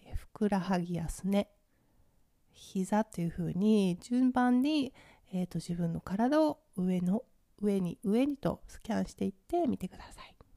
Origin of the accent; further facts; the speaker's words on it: Ibaraki, Japan; moved away; 私の出身地茨城県